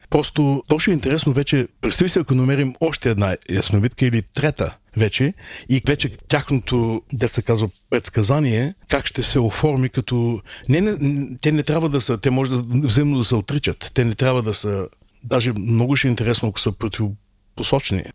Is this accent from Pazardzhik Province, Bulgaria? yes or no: no; Burgas, Burgas Province, Bulgaria; moved away as an adult; also born or lived in Aytos; now in New York, United States; Аз всъщност съм роден в Айтос, няколко годишен съм бил, когато нашите се преместиха в Бургас и вече напълно, аз съм се израснал като бургазлия